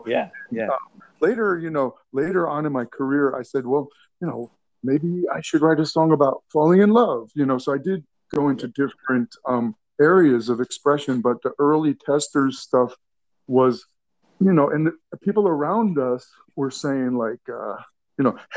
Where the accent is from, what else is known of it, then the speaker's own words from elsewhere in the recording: New York, United States; I'm from New York